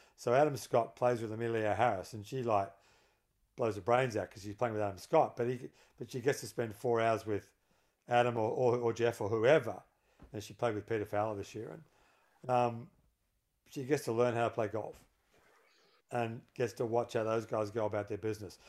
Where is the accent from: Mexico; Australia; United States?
Australia; Melbourne, Victoria; I grew up in Melbourne